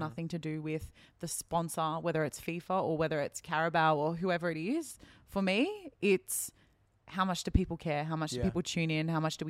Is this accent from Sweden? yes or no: no; Australia; So I come as an Aussie who goes for Liverpool.